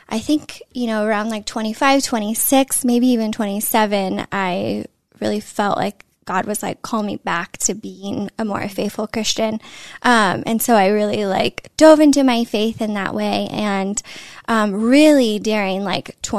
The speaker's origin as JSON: {"language": "English", "region": "Northern California", "country": "United States", "tie": "born or raised there", "lives_now": "Los Angeles, United States", "said": "born and raised in California, Northern California."}